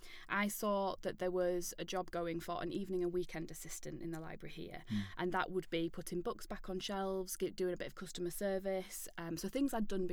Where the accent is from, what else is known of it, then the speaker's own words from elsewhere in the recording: York, Yorkshire and the Humber, United Kingdom; I'm from York.